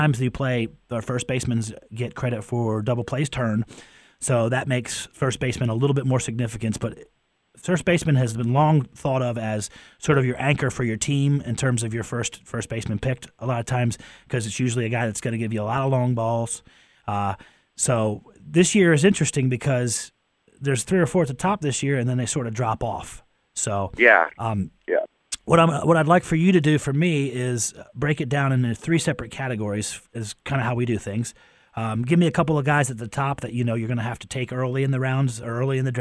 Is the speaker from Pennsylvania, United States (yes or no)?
yes; Pennsylvania, United States; moved away; I'm from Pennsylvania